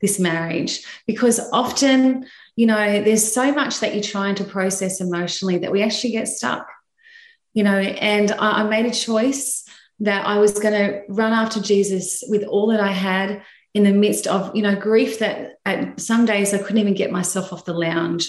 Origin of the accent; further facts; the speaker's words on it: Sydney, New South Wales, Australia; I'm from Sydney, Australia, and uh, I live in the, um, yeah, St. George area of Sydney.